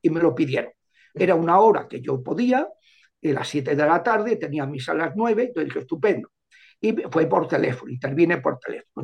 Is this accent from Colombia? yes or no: no; Madrid, Community of Madrid, Spain; yo soy de Madrid